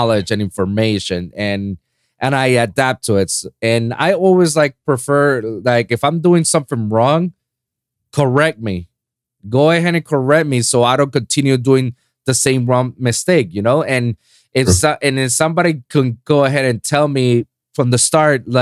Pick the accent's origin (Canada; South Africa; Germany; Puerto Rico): Puerto Rico; moved away as an adult; now in Miami, United States; my hometown in Puerto Rico